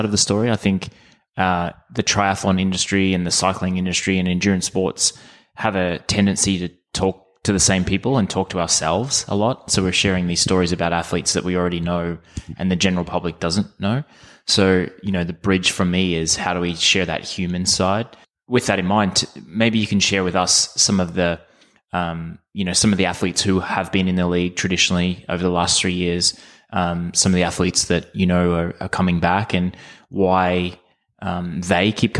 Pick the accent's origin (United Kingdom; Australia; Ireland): Australia; Growing up in Australia